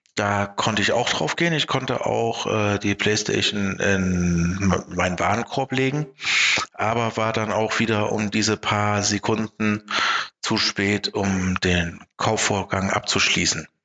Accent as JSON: {"language": "German", "country": "Germany", "said": "bei uns in Deutschland"}